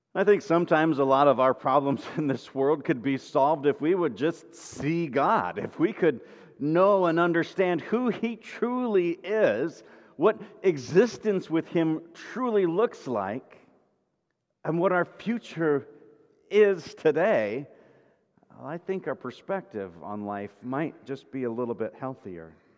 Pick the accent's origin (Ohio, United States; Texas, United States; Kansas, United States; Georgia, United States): Kansas, United States; I grew up in Kansas, west of the Mississippi River, which was Midwest